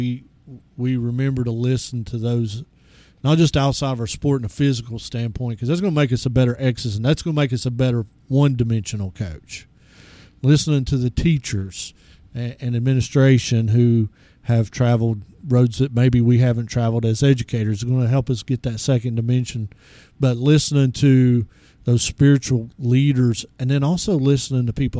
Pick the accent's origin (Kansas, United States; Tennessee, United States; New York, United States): Tennessee, United States; East; When I was growing up in East Tennessee, everybody had a church